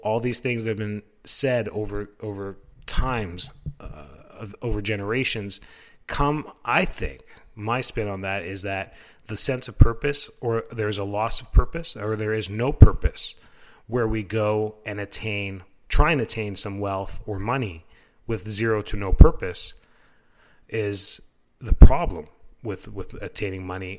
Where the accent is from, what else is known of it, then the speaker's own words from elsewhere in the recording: Canada; moved away as an adult; now in Florida, United States; am originally from Canada